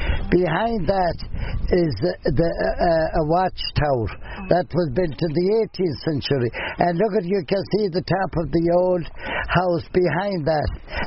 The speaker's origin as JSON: {"language": "English", "town": "Inisheer", "region": "Connacht", "country": "Ireland", "tie": "born or raised there", "also_born_or_lived": "Galway", "first_language": "Irish", "second_language": "English", "said": "There was about 315 going to school when I was living in the island, when I was going to school in the island."}